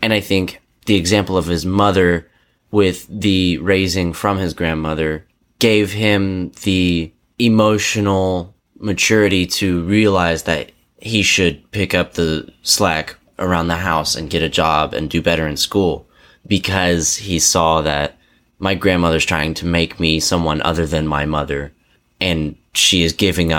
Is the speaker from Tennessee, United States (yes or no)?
yes; Nashville, Tennessee, United States; born there; I was born in Nashville.